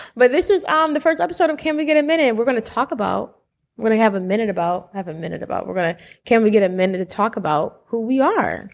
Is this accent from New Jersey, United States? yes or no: yes; Willingboro, New Jersey, United States; moved away as an adult; now in Atlanta, United States; two Jersey kids